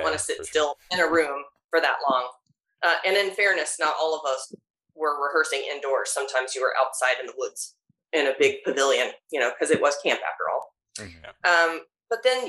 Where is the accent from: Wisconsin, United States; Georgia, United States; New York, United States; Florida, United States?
Georgia, United States; moved away; I grew up in Georgia